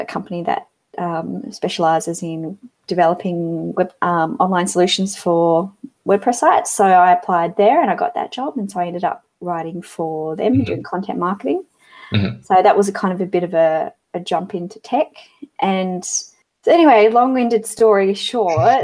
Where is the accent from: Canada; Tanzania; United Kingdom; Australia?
Australia; Hobart, Tasmania; also born or lived in Yaizu, Shizuoka, Japan; I'm originally from Tasmania